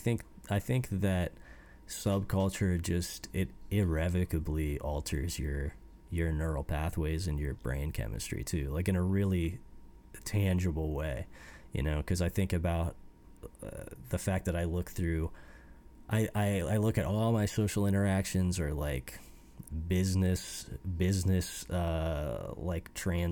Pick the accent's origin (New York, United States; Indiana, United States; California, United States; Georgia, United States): Indiana, United States; Fort Wayne; growing up in Indiana. And I mean, Fort Wayne isn't like a tiny backwoods city. It's like a mid-sized American city. It's like I grew up in like an actual urban environment.